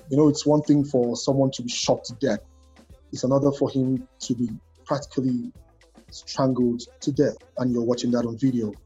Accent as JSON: {"language": "English", "country": "Nigeria"}